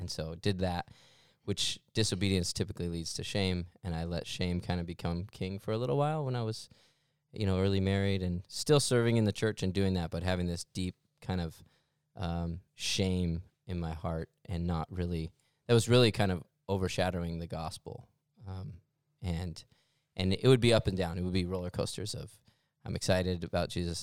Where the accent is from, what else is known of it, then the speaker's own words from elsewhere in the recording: Mesa, Arizona, United States; I am born and raised here in Mesa, Arizona